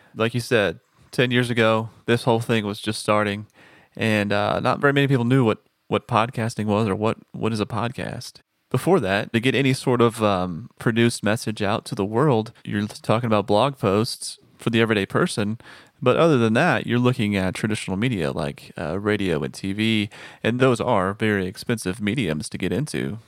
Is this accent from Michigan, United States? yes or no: no; Texas, United States; moved away; also born or lived in Nashville; I am from Texas